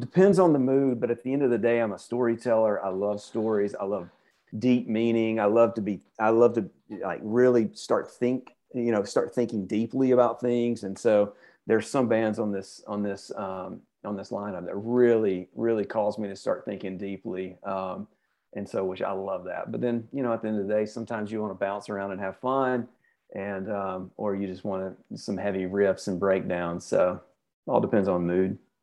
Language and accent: English; Birmingham, Alabama, United States; I grew up in Birmingham